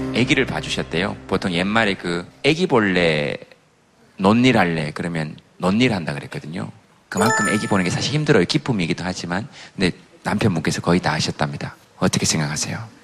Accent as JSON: {"language": "Korean", "region": "Daegu", "country": "South Korea", "moved": "yes"}